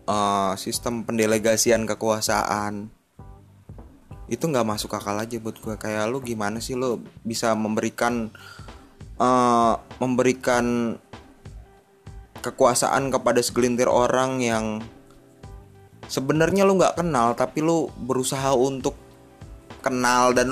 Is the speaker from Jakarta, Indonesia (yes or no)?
yes; South Jakarta, Jakarta, Indonesia; eh gue kan orang Jakarta Selatan gitu